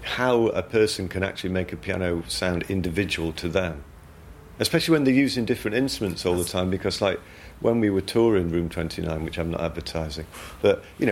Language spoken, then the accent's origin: English; Yorkshire and the Humber, United Kingdom; I'm from South Yorkshire, so the dialect is similar